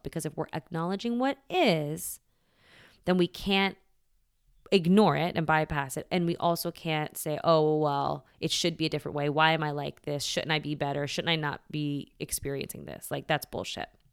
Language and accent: English; United States; I was raised here in America, um, Catholic